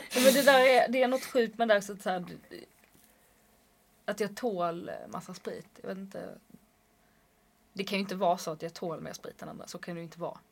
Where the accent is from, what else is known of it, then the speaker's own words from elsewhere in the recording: Skåne, Sweden; accent: Scanian; Jag får absolut inte låta skånsk